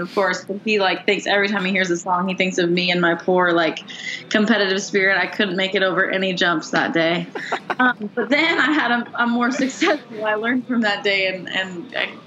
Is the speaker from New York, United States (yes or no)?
no; Stanwood, Washington, United States; moved away as an adult; also born or lived in Kirkland, Washington; now in Nashville, United States; I grew up in the Stanwood Camino area and loved getting to grow up there